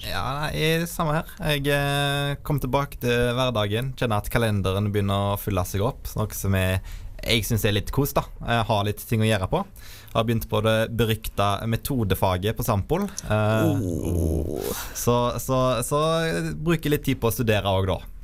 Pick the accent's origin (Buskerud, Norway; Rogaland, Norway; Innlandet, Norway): Rogaland, Norway; Vindafjord; Og så kommer jeg fra Vindafjord, en sterk landbrukskommune utenfor Haugesund